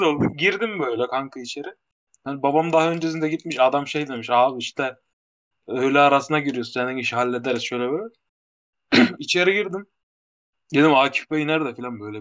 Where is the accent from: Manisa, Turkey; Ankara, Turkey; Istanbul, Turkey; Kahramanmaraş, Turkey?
Kahramanmaraş, Turkey; Maraş